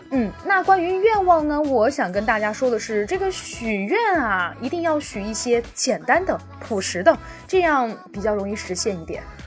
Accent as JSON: {"language": "Chinese", "region": "Sichuan", "country": "China", "said": "像我们四川人啊"}